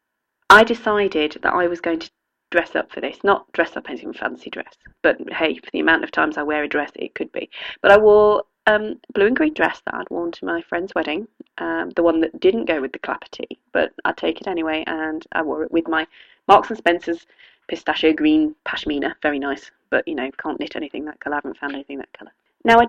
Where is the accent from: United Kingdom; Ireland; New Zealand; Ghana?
United Kingdom; Oxfordshire, South East England; I'm from Oxfordshire, and I grew up at school and went to a school that had a maypole